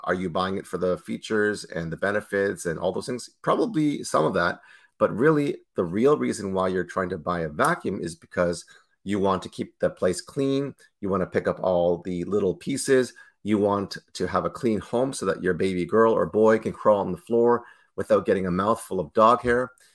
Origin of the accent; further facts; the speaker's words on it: Toronto, Ontario, Canada; born and raised in Toronto, Canada, myself.